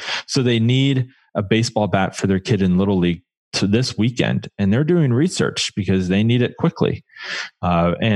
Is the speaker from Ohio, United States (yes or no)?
yes; Columbus, Ohio, United States; now in Portland, United States; Portland, Oregon, but by way of Columbus, actually. I grew up just outside of Columbus